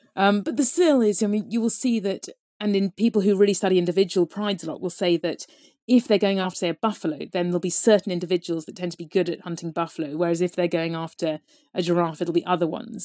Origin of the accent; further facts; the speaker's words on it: Devon, South West England, United Kingdom; I grew up in Devon, there was nothing wild there at all